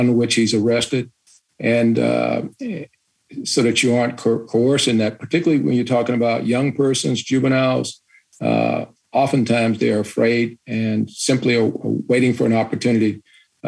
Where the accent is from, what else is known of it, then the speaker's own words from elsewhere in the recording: Chicago, Illinois, United States; I grew up in Chicago in the 60s doing integration